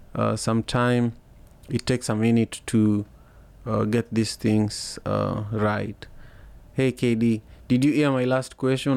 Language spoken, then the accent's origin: English; Kenya; moved away as an adult; now in United States; I grew up in Kenya